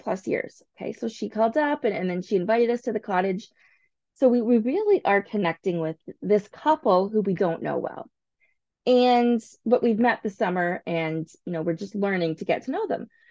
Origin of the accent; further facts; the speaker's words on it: St. Thomas, Ontario, Canada; I grew up in St. Thomas